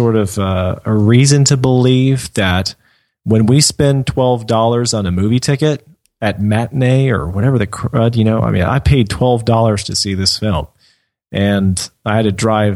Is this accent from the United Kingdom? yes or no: no; United States; I can better relate to them as an American